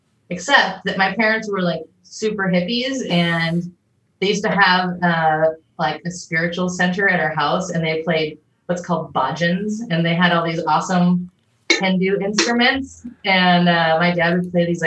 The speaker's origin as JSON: {"language": "English", "town": "San Diego", "region": "California", "country": "United States", "tie": "born or raised there", "also_born_or_lived": "Chula Vista / Ramona", "said": "I'm from San Diego. Oh, born and raised."}